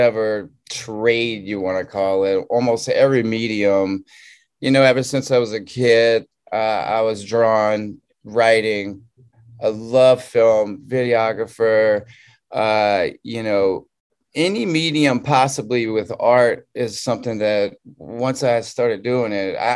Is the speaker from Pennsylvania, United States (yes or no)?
no; Southern Louisiana, United States; moved away as an adult; also born or lived in California; I'm from Southern Louisiana